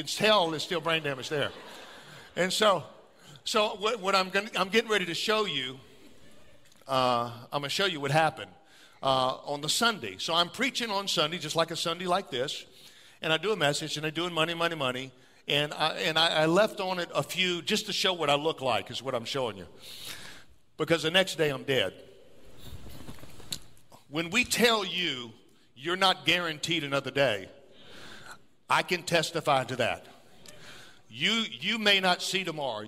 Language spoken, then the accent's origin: English; New Orleans, Louisiana, United States; now in Elk Grove, United States; I'm from South Louisiana. I'm from New Orleans area. I was born in New Orleans. So jazz music. We grow up dancing.